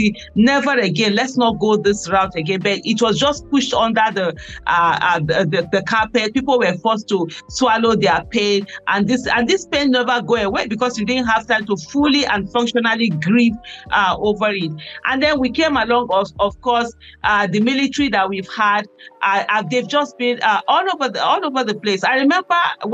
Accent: Kano State, Nigeria; also born or lived in Edo State; I'm from Edo State, born and brought up in Kano State. I grew up in the ghetto in a place called Kwenahudu.

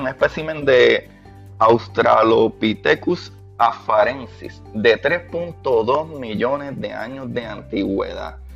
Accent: Puerto Rico; como puertorriqueño

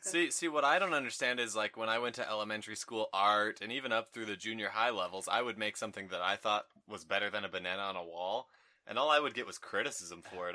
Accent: Layton, Utah, United States; I'm from Layton.

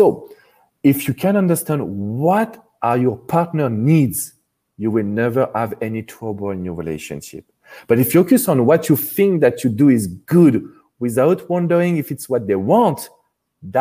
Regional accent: France; accent: strong French; English is a second language; the French relationship expert, because of course you have recognized my strong accent

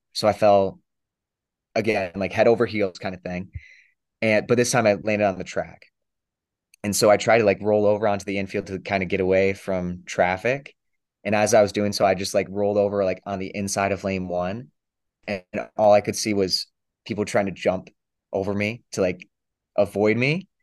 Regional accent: Michigan, United States; I'm from Fenn, Michigan

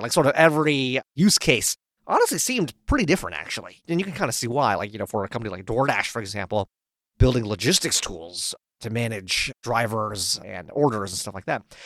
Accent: Palo Alto, California, United States; moved away as an adult; also born or lived in Oxford; I actually grew up in Palo Alto

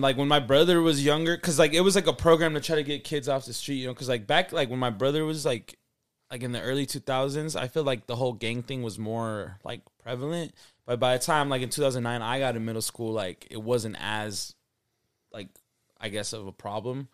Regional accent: Salt Lake City, Utah, United States; I'm from Salt Lake City, Utah. You know, I grew up here, born and raised

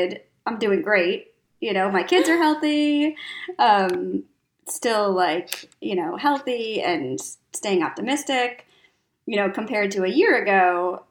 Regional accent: Minneapolis, Minnesota, United States; moved away as an adult; I'm from Minneapolis. I, you know, grew up, born and raised probably, you know, 10 blocks from where I'm sitting right now

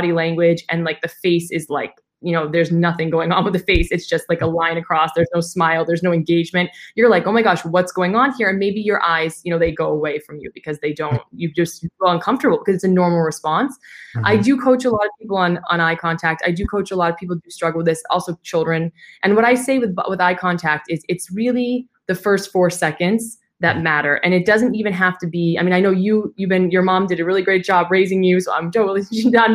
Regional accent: United States; now in Dubai, United Arab Emirates; as an American

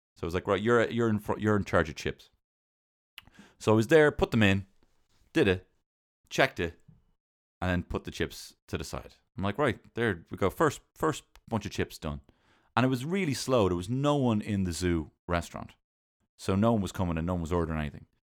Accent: Ireland; I'm Irish, uh, and I'm not in the I R

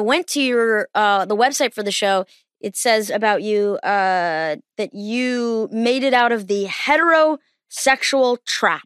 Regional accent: East Coast, United States; I'm from the East Coast

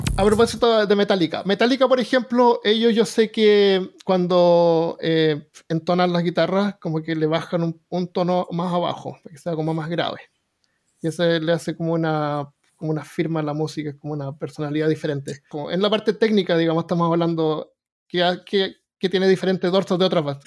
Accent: Chile; now in Alabama, United States; soy chileno

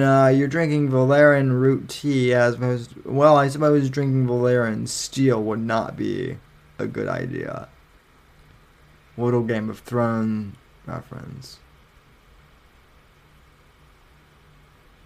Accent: Colorado, United States; now in Florida, United States; I'm from Colorado

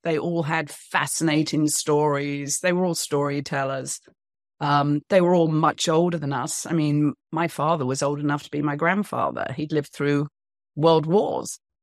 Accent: United Kingdom; moved away as an adult; also born or lived in New York / Los Angeles; now in United States; I'm British

